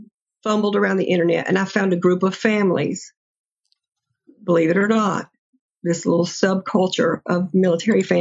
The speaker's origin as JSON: {"language": "English", "area": "near Fort Benning", "region": "Georgia", "country": "United States", "tie": "born or raised there", "said": "I grew up near Fort Benning, and so I was very familiar with the military culture"}